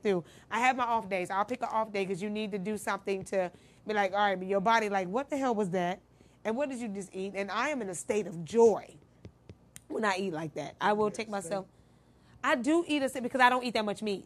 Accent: Midwest, United States; I'm from the Midwest, so we cook it a little different.

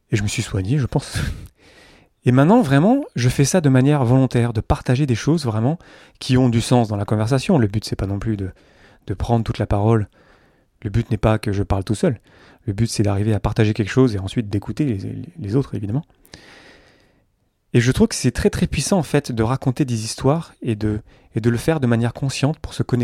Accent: south-east France, France; Là, je vous parle d'à côté d'Avignon, là où vivent mes parents, je viens du sud-est de la France.

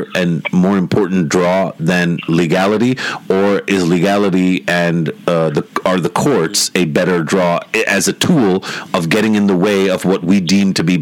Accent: Pakistan; as a Pakistani

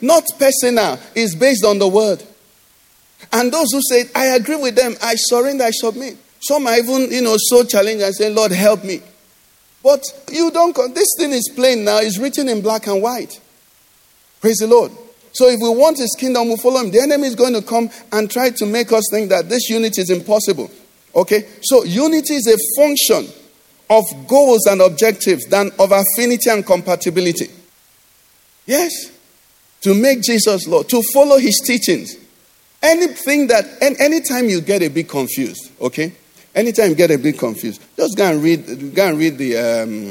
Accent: Enugu, Enugu State, Nigeria; growing up in Enugu

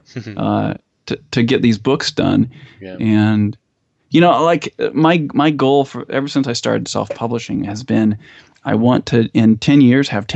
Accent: United States; also born or lived in Idaho / Utah; I grew up in Idaho and Utah

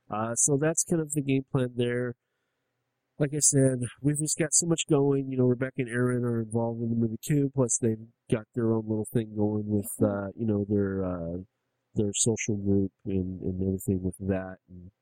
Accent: Bronx, New York, United States; I'm from the Bronx. You don't even want to fuck with me right now.

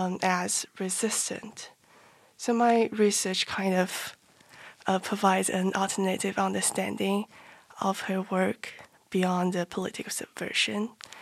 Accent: Nantong, Jiangsu, China; English is a second language; I'm from Nantong, China

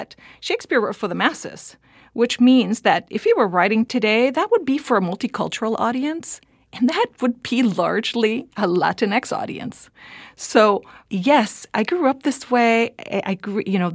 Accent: Puerto Rico; moved away; also born or lived in California; I grew up in Puerto Rico, and so I grew up with two languages, but one of them takes precedence over the other.

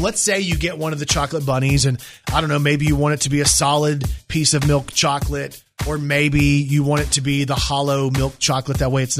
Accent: Texas, United States; I grew up in Texas, right? Mm-hmm. I grew up, my grandfather and my grandmother, they had horses and fields and all the different stuff, right? So I grew up around that. I grew up on country music.

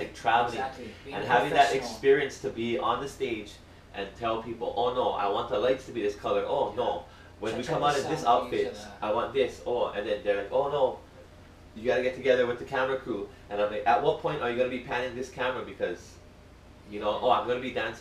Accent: Hawaii, United States; I'm Hawaiian

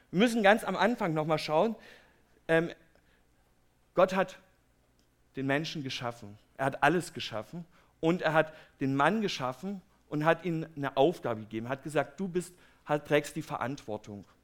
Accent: Herrnhut, Saxony, Germany; Ich komme ja aus Herrnhut, das ist eine kleine Stadt in Sachsen, und die ist relativ bekannt durch die Missionsgeschichte.

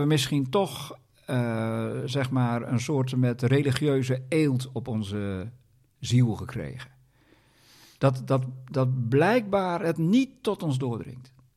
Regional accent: Groningen, Netherlands; Ik ben zelf een Groninger

